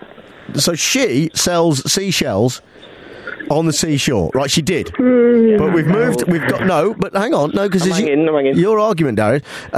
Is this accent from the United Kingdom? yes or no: yes; Nuneaton, West Midlands, United Kingdom; I grew up in Neaton next door to Coventry